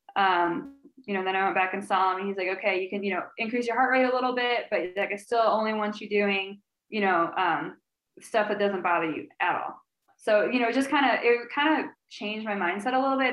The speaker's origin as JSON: {"language": "English", "region": "Illinois", "country": "United States", "moved": "yes", "lives_now": "St. Louis, United States", "said": "we're both from Illinois."}